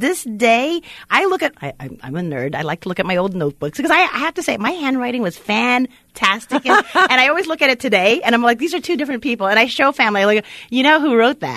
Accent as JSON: {"language": "English", "country": "Philippines", "said": "I'm Filipino, Asian."}